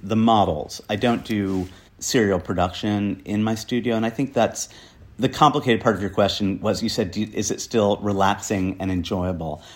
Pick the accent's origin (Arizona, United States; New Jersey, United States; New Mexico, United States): New Jersey, United States; now in New York, United States; I was brought up in a crappy farm town in New Jersey.